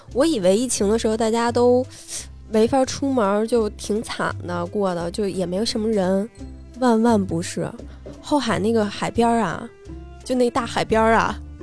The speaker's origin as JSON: {"language": "Chinese", "region": "Beijing", "country": "China", "tie": "born or raised there", "said": "小时候在胡同住"}